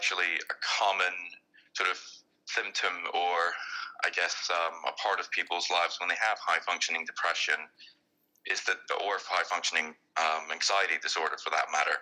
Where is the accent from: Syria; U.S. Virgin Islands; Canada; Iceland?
Iceland; moved away; you'll probably notice my accent is a bit different from his, but I'm originally from Iceland, but I've worked now in several different countries